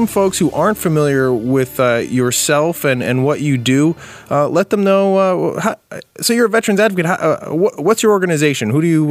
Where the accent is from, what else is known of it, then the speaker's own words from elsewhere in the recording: Allentown, Pennsylvania, United States; I'm from the West End. I'm an Allen grad.